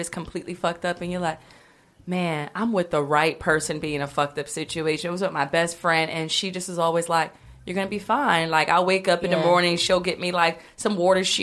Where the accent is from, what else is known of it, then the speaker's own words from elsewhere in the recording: New York City, New York, United States; I'm from the Bronx, New York. Went to LaGuardia.